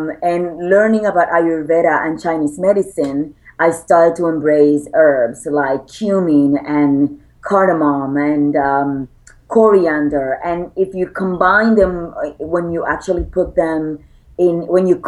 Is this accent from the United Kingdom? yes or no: no; Puerto Rico; I'm an island girl. I was born and raised in Puerto Rico.